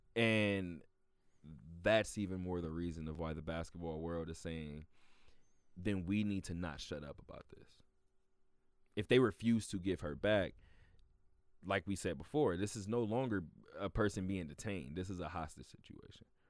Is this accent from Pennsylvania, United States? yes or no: no; California, United States; now in Las Vegas, United States; I'm from California